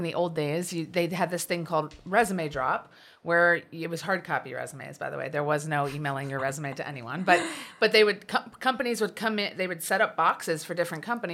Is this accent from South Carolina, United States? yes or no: no; Wilmington, Delaware, United States; I grew up in Wilmington, Delaware, and was the oldest of three kids.